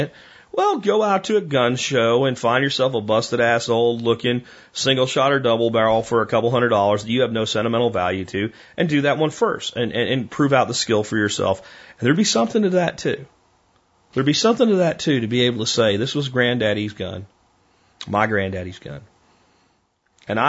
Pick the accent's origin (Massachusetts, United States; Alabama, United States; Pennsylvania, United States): Pennsylvania, United States; I grew up in Pennsylvania, when you walked into anybody's house, there was a gun cabinet there